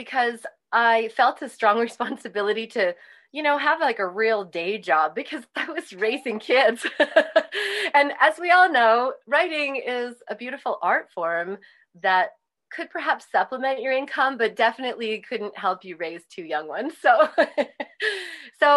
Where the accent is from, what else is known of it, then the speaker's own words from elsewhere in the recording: Canada; now in New Mexico, United States; I grew up in Canada, as you noted, and I grew up speaking French and English